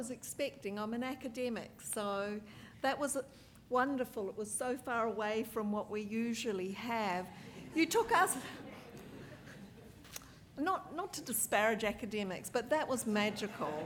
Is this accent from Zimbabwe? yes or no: no; New Zealand; now in Australia; I'm a New Zealander, a displaced person really here in Australia